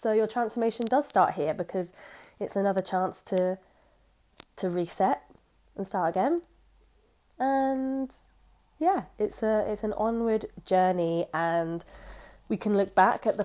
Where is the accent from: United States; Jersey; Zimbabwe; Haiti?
Jersey; I'm from Jersey